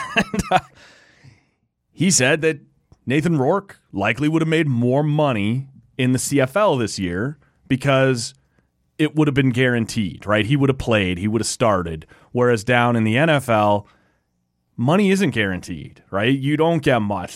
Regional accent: Canada; As a Canadian kid

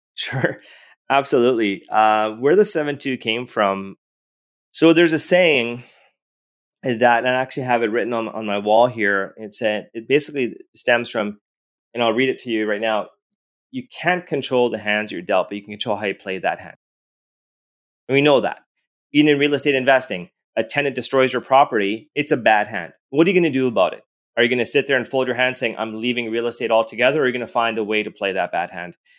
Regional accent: Edmonton, Alberta, Canada; I was born and raised in Edmonton, Alberta.

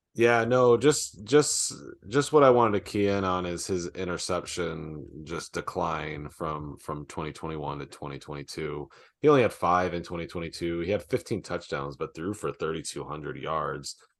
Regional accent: Syracuse, New York, United States; growing up in New York here at Syracuse

